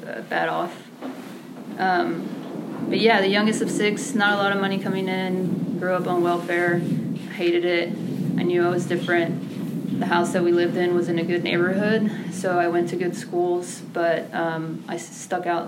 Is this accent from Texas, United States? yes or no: yes; McAllen, Texas, United States; also born or lived in Mexico; She raised us on a waitress salary in South Texas, in McAllen